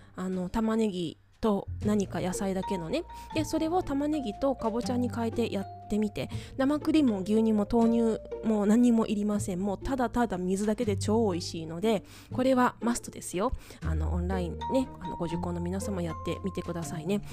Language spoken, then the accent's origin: Japanese; Tokyo, Japan; moved away as an adult; also born or lived in Hong Kong; now in Okayama, Japan; 私、東京出身なんですね